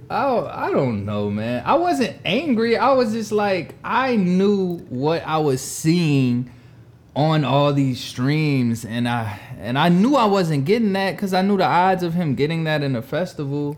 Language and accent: English; the South, United States; we're from the South